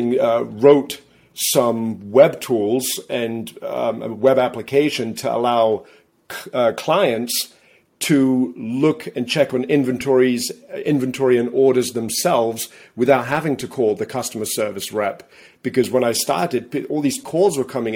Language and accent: English; England, United Kingdom; now in Massachusetts, United States; I live in Massachusetts. I'm originally from England. That's where my accent comes from.